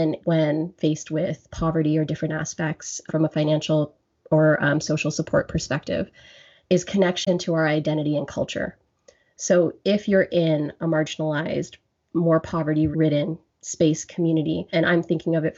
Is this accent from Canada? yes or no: yes; Grande Prairie, Alberta, Canada; now in Ottawa, Canada; And I am born and raised in Alberta, from Grand Prairie, Alberta. I'm now in Ontario, in Ottawa